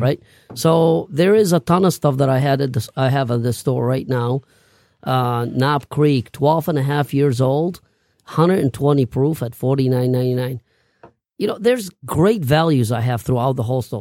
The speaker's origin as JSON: {"language": "English", "town": "Baghdad", "region": "Baghdad Governorate", "country": "Iraq", "tie": "born or raised there", "moved": "yes", "said": "I grew up in Baghdad"}